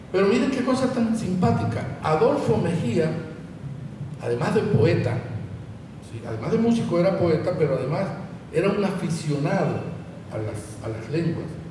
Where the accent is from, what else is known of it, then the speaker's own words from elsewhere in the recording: Sincé, Sucre, Colombia; moved away; Mi infancia en Cincé